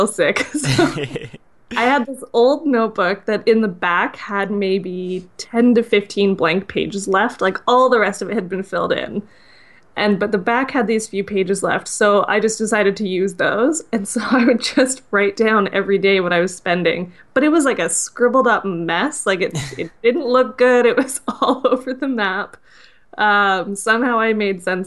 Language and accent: English; Canada; I'm Canadian